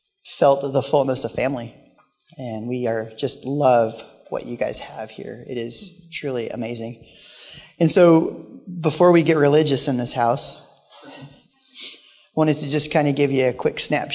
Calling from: Portland, Oregon, United States; moved away as an adult; So Christy and I are pastors in Orchard Park, New York. We moved here 10 years ago from Portland, Oregon at the Lord's calling.

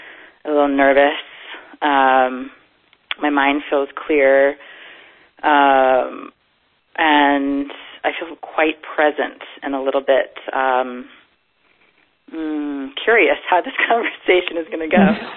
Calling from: Boulder, Colorado, United States; I am calling from Boulder, Colorado.

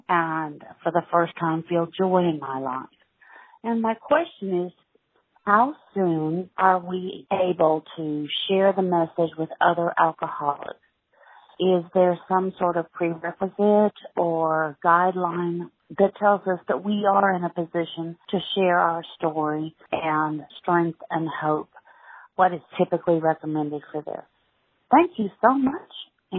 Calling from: Madison, Mississippi, United States; I am from Madison, Mississippi.

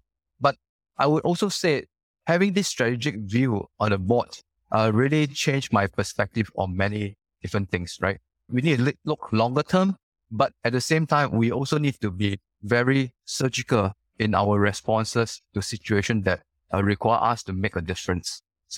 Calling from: Singapore; I'm calling you from Singapore. Bright, sunny, and really hot, yeah.

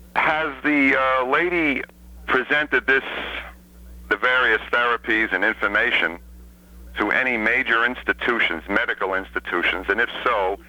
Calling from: Isle La Motte, Vermont, United States; Islamont, Vermont.

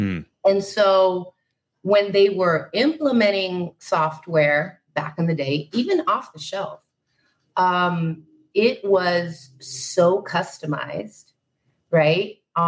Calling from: Puerto Rico; I am in Puerto Rico. So, good morning. From a very balmy, probably feels like 105 degrees today.

